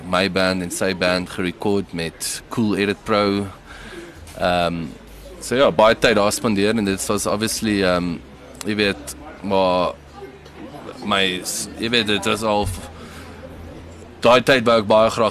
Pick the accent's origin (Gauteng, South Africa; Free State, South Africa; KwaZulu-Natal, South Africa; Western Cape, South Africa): KwaZulu-Natal, South Africa; Durban; now in Pretoria, South Africa; Ons het in Durban groot geword.